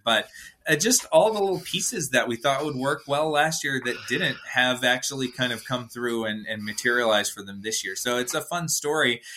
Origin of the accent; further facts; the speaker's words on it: Atlanta, Georgia, United States; I'm from Atlanta